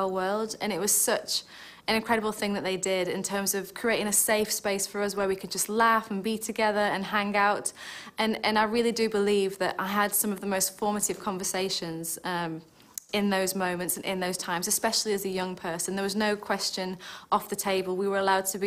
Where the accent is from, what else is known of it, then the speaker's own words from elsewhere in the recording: Stoke-on-Trent, West Midlands, United Kingdom; moved away; when I was growing up, we used to attend a lovely Church of England church in the town of Stoke, which, if you wondered about my accent, that's where I'm originally from.